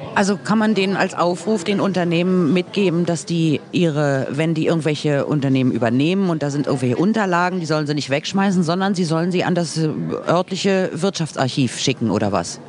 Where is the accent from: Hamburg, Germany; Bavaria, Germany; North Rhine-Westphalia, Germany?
North Rhine-Westphalia, Germany; Cologne; accent: rheinischer Singsang; moved away; also born or lived in Berlin; bin ich dann eine Weile in Köln aufgewachsen